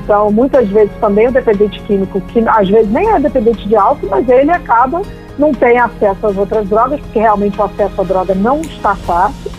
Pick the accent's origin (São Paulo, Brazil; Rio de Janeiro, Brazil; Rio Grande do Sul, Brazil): Rio de Janeiro, Brazil; eu sou carioca